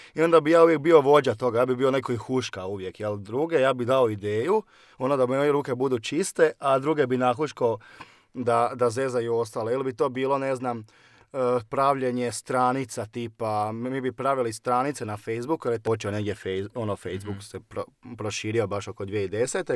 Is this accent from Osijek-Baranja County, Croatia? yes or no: yes; Osijek, Osijek-Baranja County, Croatia; dolazim iz Osijeka i cijeli život sam proveo u Osijeku, tu sam odrastao